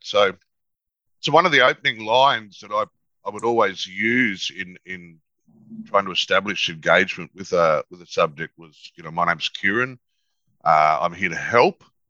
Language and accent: English; Toowoomba, Queensland, Australia; we were growing up in Toowoomba